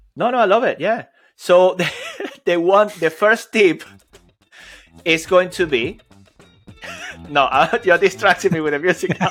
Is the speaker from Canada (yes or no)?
no; Venezuela; I'm Latin American, Venezuelan